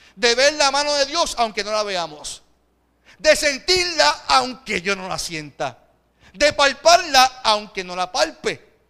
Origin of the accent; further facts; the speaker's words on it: Puerto Rico; nuestro contexto que vivimos como, como puertorriqueños